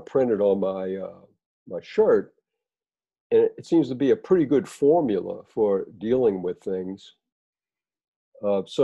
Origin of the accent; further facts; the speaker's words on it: New Orleans, Louisiana, United States; I grew up in New Orleans